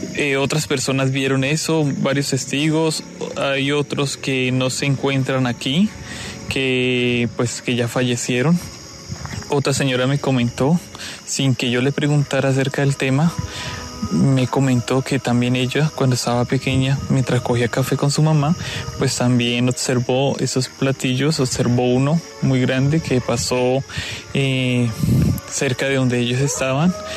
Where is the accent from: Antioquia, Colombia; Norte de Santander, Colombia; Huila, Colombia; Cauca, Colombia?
Huila, Colombia; Pacarní; Soy del corregimiento de Pacarní. Es en el municipio de Tesalia. Queda al suroccidente del departamento del Huila.